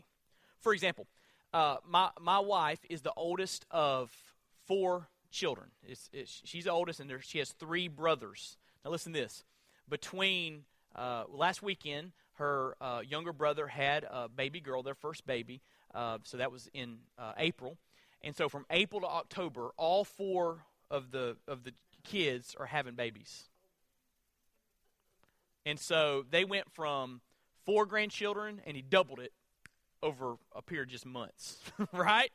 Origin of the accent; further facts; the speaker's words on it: Florida, United States; I'm from Florida